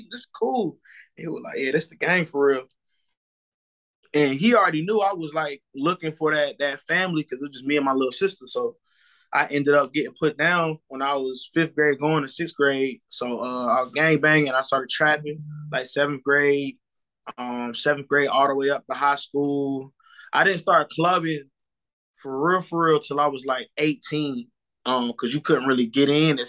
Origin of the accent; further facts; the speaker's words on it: South Carolina, United States; also born or lived in Jacksonville, North Carolina; South Carolina. I was born in North Carolina, in Jacksonville military base. Then I moved to South Carolina. So I'm a Carolina kid all the way around.